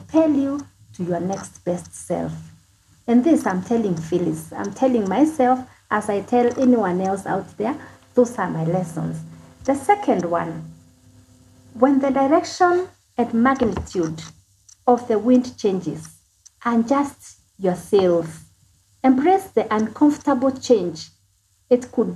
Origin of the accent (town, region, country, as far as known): Kenya